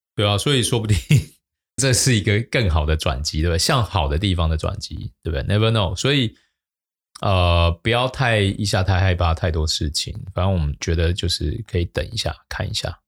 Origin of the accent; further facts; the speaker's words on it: Taiwan; 我们台湾人真的是很喜欢高息